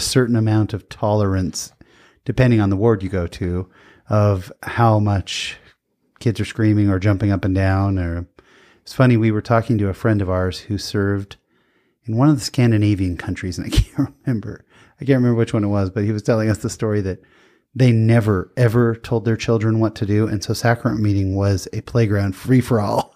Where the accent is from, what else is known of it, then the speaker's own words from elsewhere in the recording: San Jose, California, United States; now in Lindon, United States; I grew up in San Jose, California, where we had, you know, Mormons, but not a ton